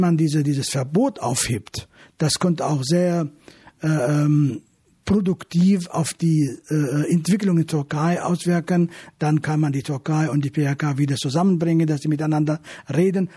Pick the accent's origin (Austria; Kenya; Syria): Syria; Afrin, Aleppo Governorate; now in Germany; das ist meine alte Heimat, dort bin ich geboren